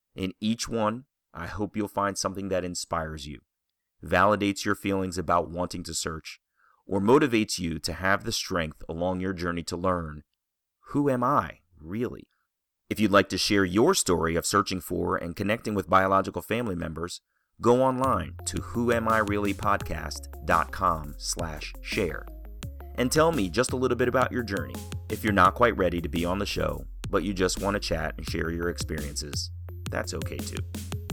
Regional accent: Columbia, Maryland, United States; growing up in Columbia, Maryland

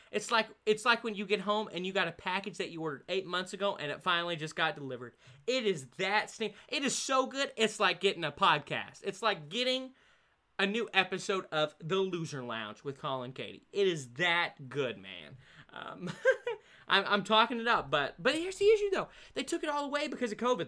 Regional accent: Oregon, United States; I'm from Oregon

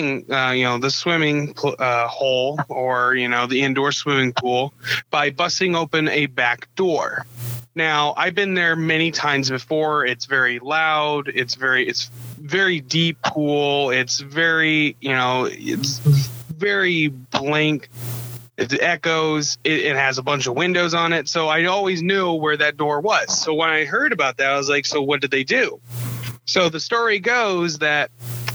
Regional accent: Nebraska, United States; moved away; also born or lived in Iowa / Neola, Iowa; I'm originally from, I was born in Nebraska. And my family has moved over pretty much Nebraska to Iowa multiple times

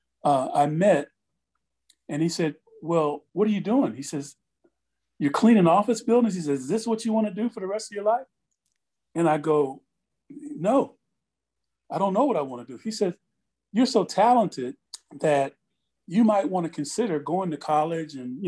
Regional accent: Ohio, United States; moved away as an adult; I'm from Ohio

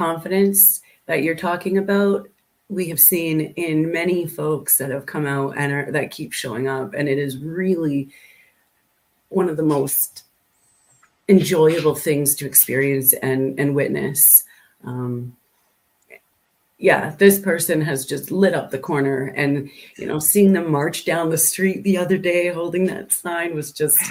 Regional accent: Canada; I think we're so Canadian.

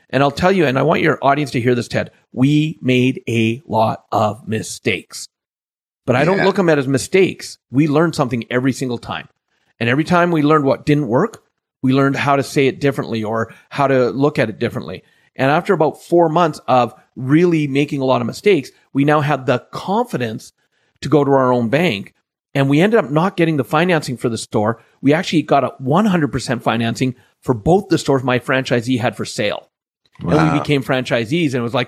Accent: Canada; I'm just a Canadian boy. Born and raised in Canada

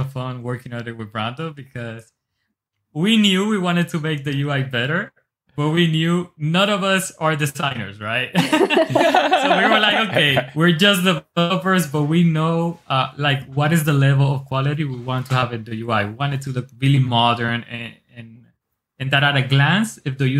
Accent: Dominican Republic; also born or lived in Newark, New Jersey, United States; now in United States; originally from the Dominican Republic. I was born here in Newark, New Jersey, but I moved when I was like 6 years old to the R, and I was raised there with my family

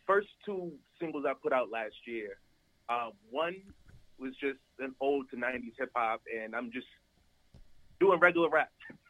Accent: New York City, New York, United States; I'm from the Bronx. You know, birthplace of hip hop.

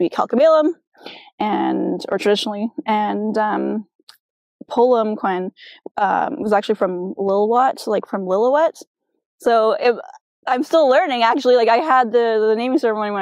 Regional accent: Chilliwack, British Columbia, Canada; growing up in Chilliwack, I felt you know, I was far from that family

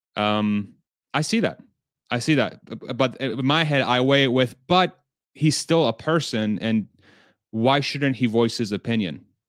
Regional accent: Texas, United States; I'm from Texas

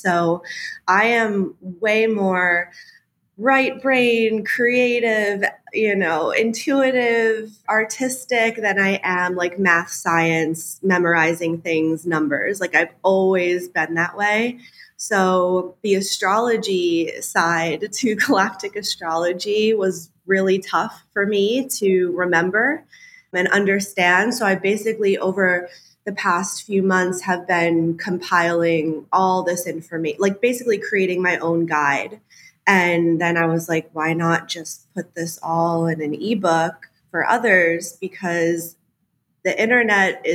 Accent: United States; moved away as an adult; also born or lived in Charleston; I grew up outside of New York City, like from my lawn, you could see New York, basically

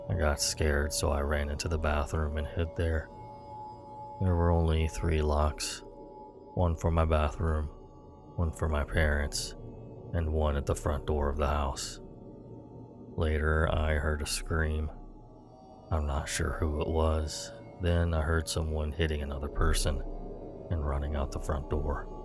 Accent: Los Angeles, California, United States; moved away; also born or lived in New York; When I was little, we used to live in Los Angeles, California. I was born in New York, but at the age of around five, we moved to California.

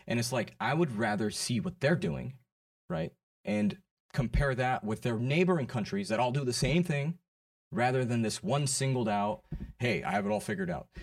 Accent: United States; I'm American

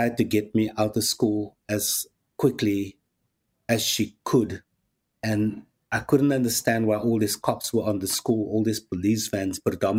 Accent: Cape Town, Western Cape, South Africa; born or raised there

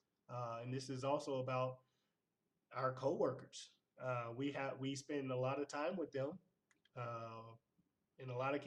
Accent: Clarksdale, Mississippi, United States; moved away; Born and raised in Clarksdale, Mississippi

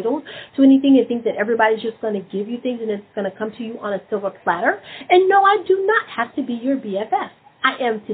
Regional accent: Memphis, Tennessee, United States; I'm from Memphis

